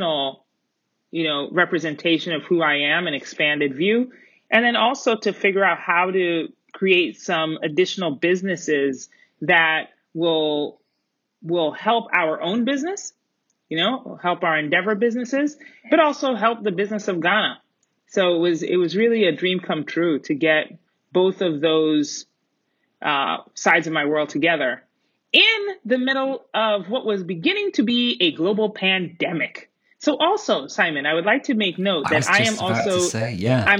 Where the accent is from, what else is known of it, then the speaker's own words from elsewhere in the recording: Colorado Springs, Colorado, United States; also born or lived in Middletown, Connecticut; born in Middletown, Connecticut, a very lively city. And grew up, I call my hometown Colorado Springs, Colorado